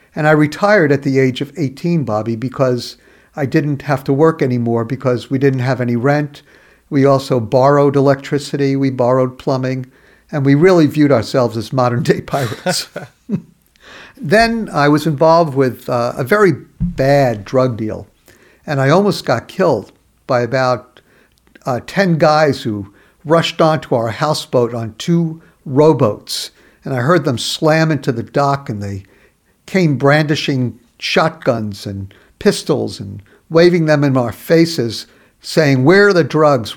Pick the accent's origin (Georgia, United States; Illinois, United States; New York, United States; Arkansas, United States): New York, United States; New York City; also born or lived in Brooklyn; I was born in Brooklyn, raised in the borough of Queens in New York City.